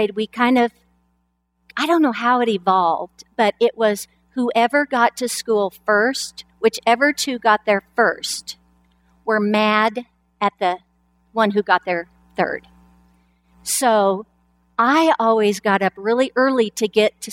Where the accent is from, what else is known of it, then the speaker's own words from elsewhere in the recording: Lapwai, Idaho, United States; I was born in Lapway, Idaho. We never went anywhere. We didn't even go to the state capital. We just stayed in Lapway.